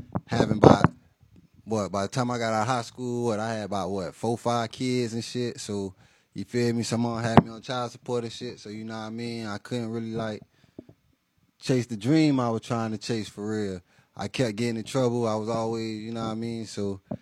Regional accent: Miami, Florida, United States; I'm from Miami-Dade, Florida, down south to be exact

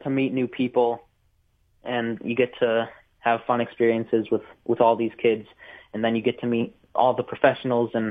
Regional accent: St. Louis, Missouri, United States; I was born and raised in St. Louis right here

